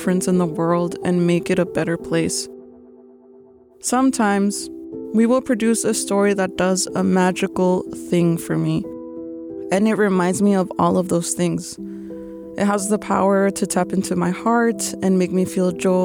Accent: El Paso, Texas, United States; my hometown of El Paso, Texas

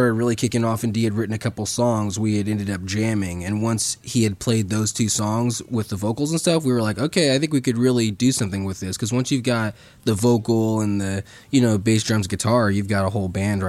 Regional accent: St. Joseph, Missouri, United States; Well, what's crazy is we're homeschooled from St. Joseph, Missouri.

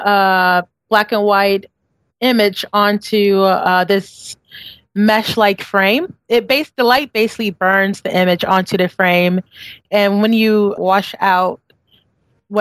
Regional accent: Houston, Texas, United States; also born or lived in New York; now in Brooklyn, United States; I'm always a Texan. I'm always a Texan. But I love coming home because it just gives me time to breathe and think, and just being in Houston, it has that homey feel

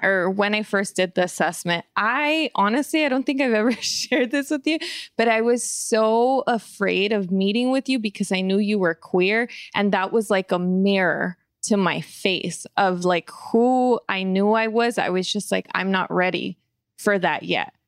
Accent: California, United States; growing up, even here in the hood

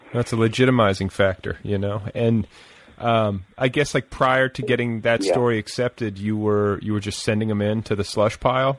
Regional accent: Indiana, United States; moved away; I'm from Indiana, or I spent part of my childhood in Indiana

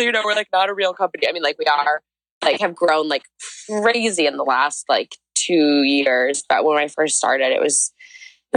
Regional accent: St. Louis, Missouri, United States; moved away as an adult; also born or lived in Oxford, Ohio; I'm like from St. Louis.

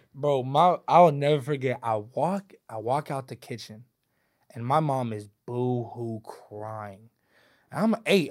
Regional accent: Louisville, Kentucky, United States; I sound a certain way because I'm from a certain place

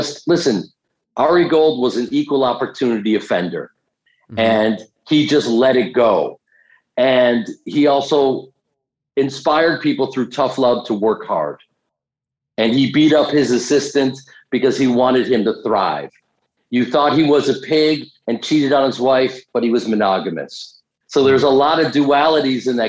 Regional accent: Chicago, Illinois, United States; I grew up in Chicago doing Second City

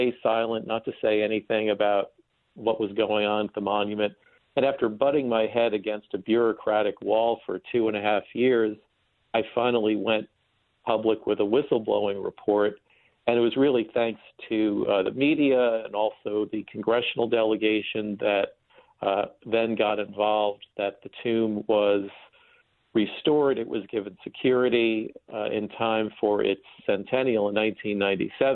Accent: Long Island, New York, United States; also born or lived in Queens, New York; we moved a little bit east to Long Island. And I grew up in a typically suburban household

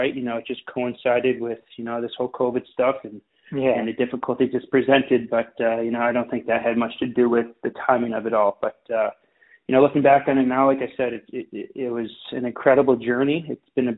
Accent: Wilmette, Illinois, United States; now in Winnetka, United States; I grew up in Wilmette, and then started my career there playing with the Braves

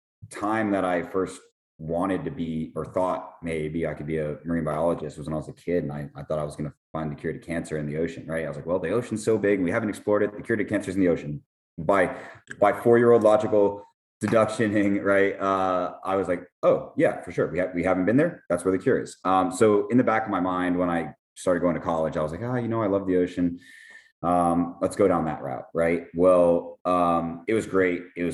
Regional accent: Miami, Florida, United States

